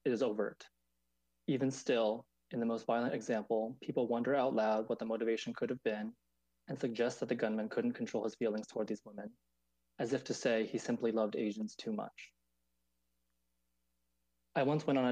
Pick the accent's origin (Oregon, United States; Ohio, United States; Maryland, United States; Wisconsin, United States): Maryland, United States; now in New York, United States; I'm a second generation Taiwanese American, and I grew up in Maryland, right outside of DC